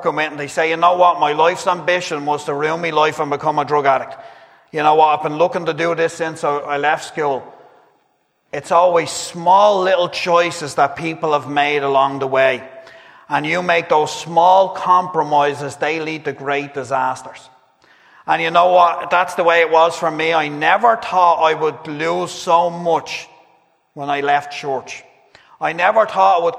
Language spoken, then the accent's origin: English; Dublin, Leinster, Ireland; I grew up Catholic down in Dublin